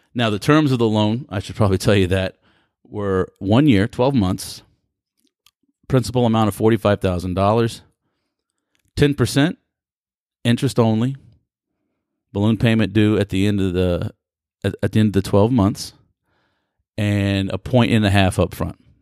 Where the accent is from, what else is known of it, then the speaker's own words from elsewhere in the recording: United States; being born and raised in America